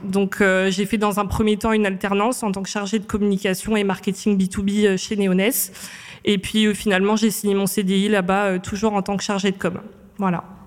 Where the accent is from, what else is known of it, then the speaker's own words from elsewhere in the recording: Réunion; moved away as an adult; now in Paris, France; je viens de l'île de la Réunion. Donc je suis arrivée à Paris en 2016 euh, après mon bac général ES que j'ai fait à l'île de la Réunion